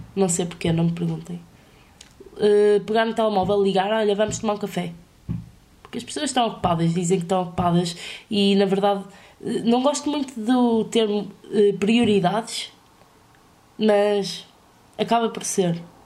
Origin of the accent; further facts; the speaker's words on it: Vila Real, Norte, Portugal; Eu sou de Vila Real, mas, eh, e estou a estudar na minha cidade.